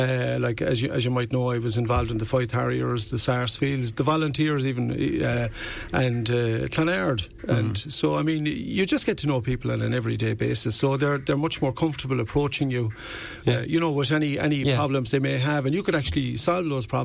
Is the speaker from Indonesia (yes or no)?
no; Youghal, Munster, Ireland; now in Wexford, Ireland; I came from Youghal, County Cork.